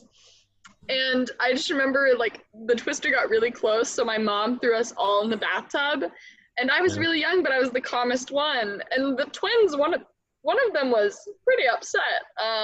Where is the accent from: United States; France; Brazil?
United States; Lubbock, Texas; I'm from Lubbock